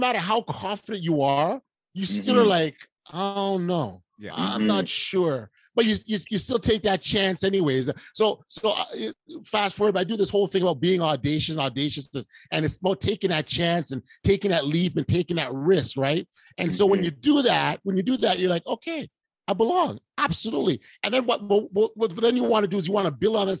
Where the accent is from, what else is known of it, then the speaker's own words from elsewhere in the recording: Toronto, Ontario, Canada; we're two nobodies from Toronto